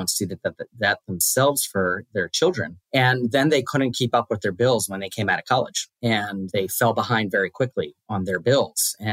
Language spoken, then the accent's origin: English; Washington, District of Columbia, United States; I grew up in Washington, D.C., or just outside of D.C., raised by my mom